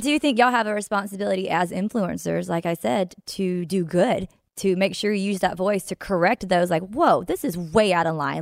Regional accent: Mississippi, United States; this is from my hometown. Well, it's not, it's in Mississippi, so my state

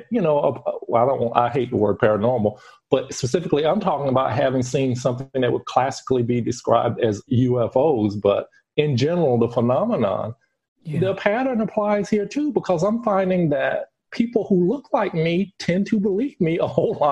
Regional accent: United States; now in Europe; I am living in Europe and I'm from America

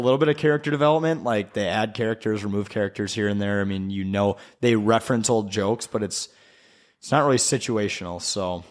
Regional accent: Wisconsin, United States; I grew up in Wisconsin

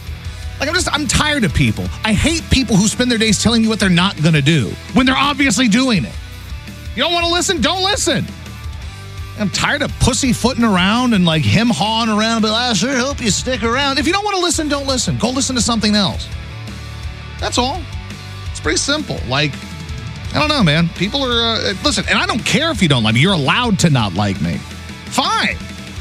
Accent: the South, United States; And it's an album about stuff that happened to me growing up in the South and growing up without a dad.

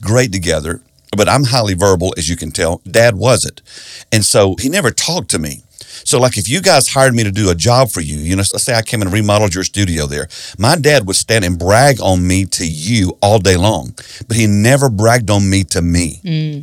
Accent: South Carolina, United States; I grew up in South Carolina in a Baptist church

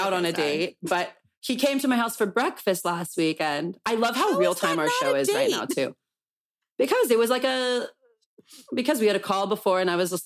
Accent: Calabasas, California, United States; growing up in Calabasas.

